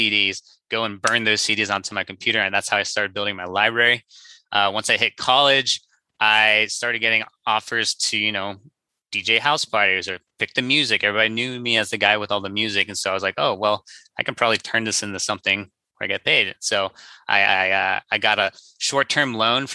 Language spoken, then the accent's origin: English; Cincinnati, Ohio, United States; moved away as an adult; also born or lived in St. Louis, Missouri; now in Orange County, California, United States; I'm originally from the Midwest. Grew up in Cincinnati, Ohio, went to school in St. Louis, Missouri, and then moved out here for my first job back in 2016